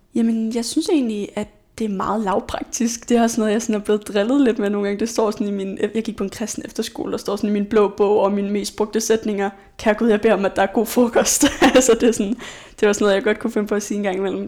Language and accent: Danish; Aalborg, North Denmark Region, Denmark; now in Aarhus, Denmark; Jeg er fra Aalborg